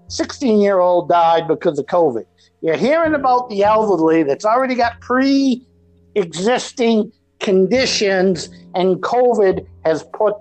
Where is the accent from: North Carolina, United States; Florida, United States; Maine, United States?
Maine, United States; I'm from Maine, born here in Maine.